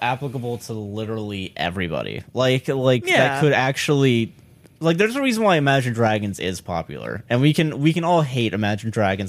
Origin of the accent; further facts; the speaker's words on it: Brooklyn, New York, United States; Hey, yo, I'm from Brooklyn.